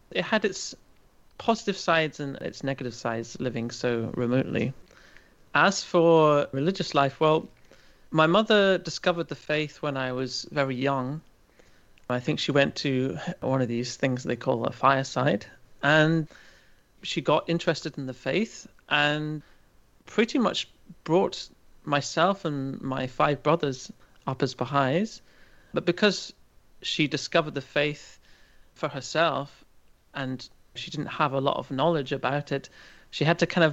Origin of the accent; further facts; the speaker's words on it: Aberdeenshire, Scotland, United Kingdom; moved away as an adult; also born or lived in Chester, England / Liverpool; now in Germany; grew up in a very rural part of an area of Scotland called Aberdeenshire.